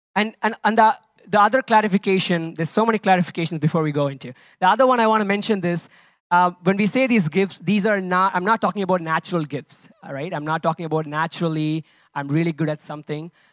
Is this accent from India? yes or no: yes; India; now in Lisbon, Portugal; I'm originally from India